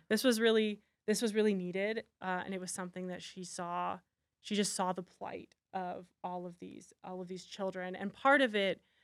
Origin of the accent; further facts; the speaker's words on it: Canada; I'm Canadian.